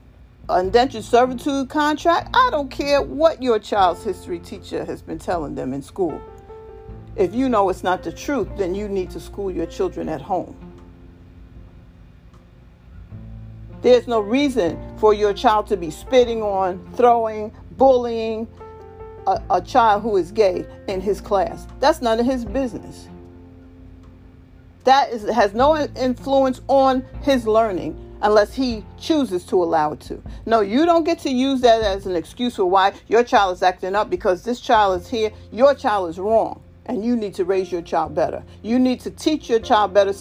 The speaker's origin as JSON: {"language": "English", "region": "New York", "country": "United States", "tie": "born or raised there", "said": "I grew up in New York"}